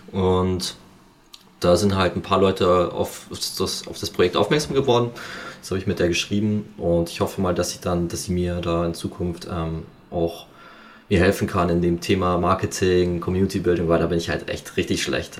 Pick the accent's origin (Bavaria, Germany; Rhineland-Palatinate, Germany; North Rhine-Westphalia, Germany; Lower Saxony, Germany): Bavaria, Germany; Amberg; moved away as an adult; also born or lived in Fürstenfeldbruck / Munich; ich komme ja eigentlich aus Amberg, da gab es halt leider nicht so viel Angebot ähm, wegen dieser Ausbildung